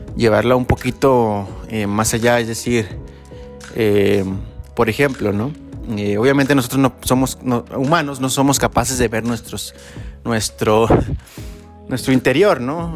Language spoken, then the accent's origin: Spanish; Mexico; yo nací en México